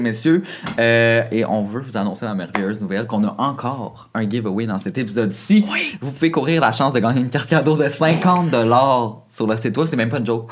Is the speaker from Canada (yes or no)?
yes; Saint-Lin–Laurentides, Quebec, Canada; dans mon quartier à moi, moi je venais de Saint-Lin